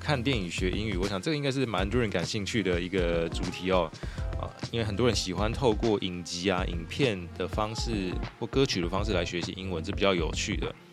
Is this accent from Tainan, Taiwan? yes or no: yes; Xinying, Tainan, Taiwan; 新营算是我的家乡